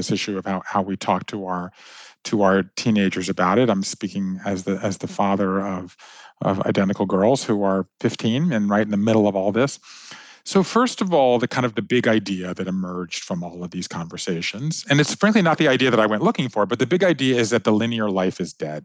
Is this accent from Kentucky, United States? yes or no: no; Georgia, United States; moved away as an adult; also born or lived in Japan; I grew up in Georgia.